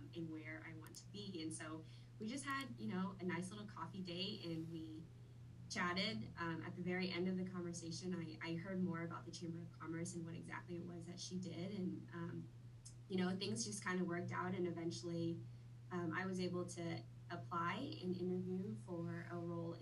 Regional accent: Wichita, Kansas, United States; also born or lived in Vietnam; I have lived in Wichita most of my life, but I am a Vietnam native. I grew up there, or I was born there. I moved to the U.S. when I was 6 years old. And have pretty much been in Wichita

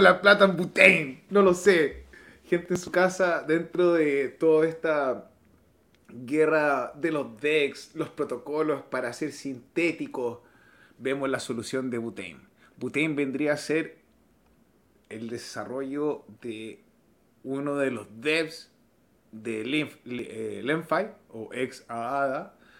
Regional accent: Chile; en mi país son las fiestas patrias

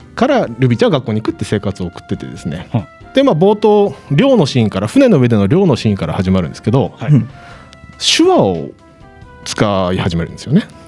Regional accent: Hokkaido, Japan; 私生まれも育ちも北海道

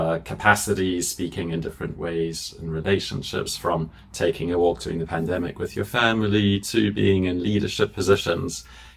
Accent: Zimbabwe; moved away; I'm originally from Zimbabwe

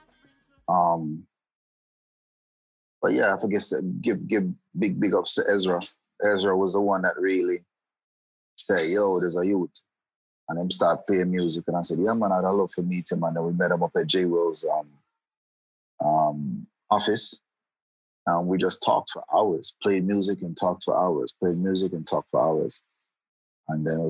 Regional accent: Florida, United States; I grew up in Florida. I grew up in Florida

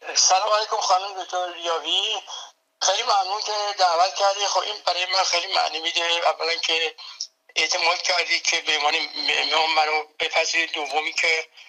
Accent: Tehran, Tehran Province, Iran; moved away as an adult; now in United States; من به قول خودمون بچه تهرانم یعنی در تهران در جنوب شهر تهران در جناب سلطان امیریه متولد شدم دبستان کمال رفتم اونجا

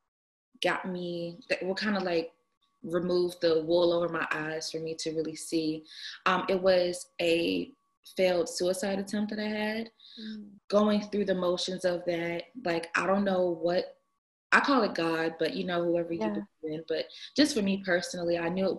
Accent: Atlanta, Georgia, United States; I am from Atlanta

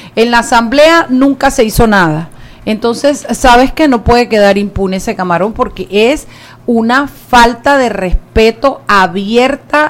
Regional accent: Chiriquí, Panama; soy yo de Chiriquí

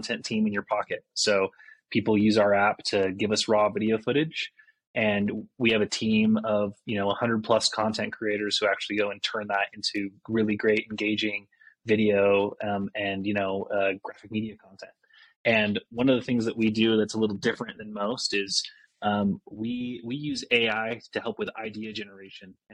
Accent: Mapleton, Utah, United States; I grew up in Utah, small town Mapleton, and had a really like idyllic childhood there

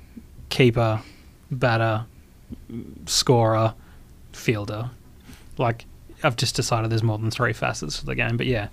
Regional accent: Perth, Western Australia, Australia; also born or lived in Geraldton; born in Swan Districts Hospital, which RIP no longer exists. So I was actually born in Perth

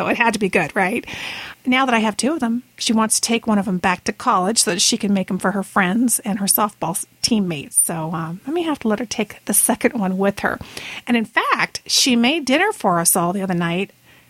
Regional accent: Brazil; moved away; it wasn't called a Toastite when I was growing up in Brazil, except that it was square

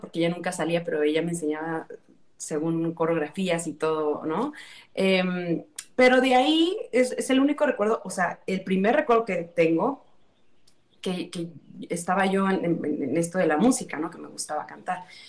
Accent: Tula de Allende, Hidalgo, Mexico; yo soy eh, originaria de Hidalgo del municipio de Tula Hidalgo

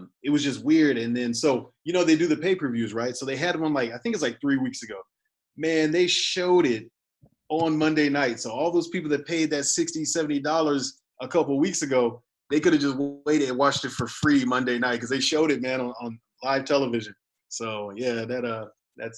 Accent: Nebraska, United States; moved away; also born or lived in Las Vegas / Germany; I'm originally from Nebraska

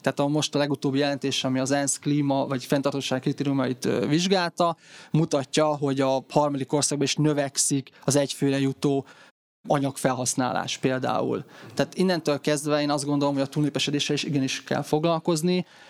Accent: Tokaj-Hegyalja, Borsod-Abaúj-Zemplén, Hungary; én Tokajhegyáról származom

